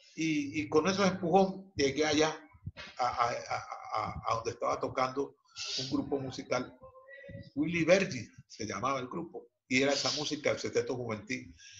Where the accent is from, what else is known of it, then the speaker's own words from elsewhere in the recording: Cali, Valle del Cauca, Colombia; padres chocuanos radicados en la ciudad de Cali, la ciudad donde yo nací